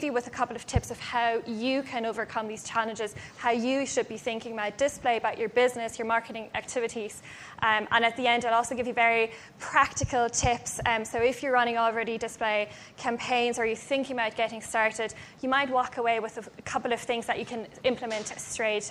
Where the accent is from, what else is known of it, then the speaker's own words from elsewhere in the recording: Germany; moved away; I'm actually from Germany originally